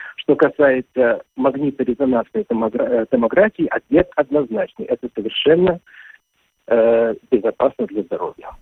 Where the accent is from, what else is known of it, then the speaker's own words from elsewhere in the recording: Kazan, Tatarstan, Russia; moved away as an adult; Казань – это мой родной город. Я там родился, вырос, окончил школу